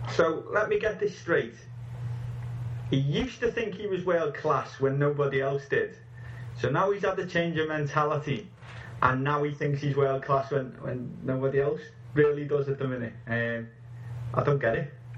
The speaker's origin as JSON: {"language": "English", "region": "England", "country": "United Kingdom", "said": "I'm an Englishman"}